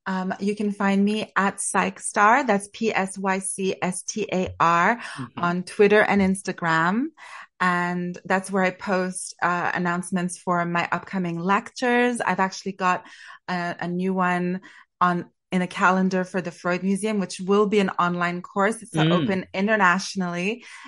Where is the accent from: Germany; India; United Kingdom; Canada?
Canada; A fellow Canadian like me. I think he is my country's greatest export.